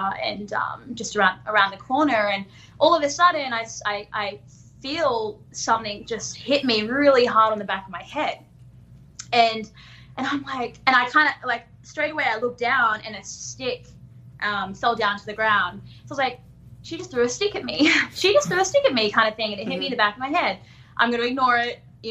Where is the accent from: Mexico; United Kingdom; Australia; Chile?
Australia; Darwin, Northern Territory; I grew up in Darwin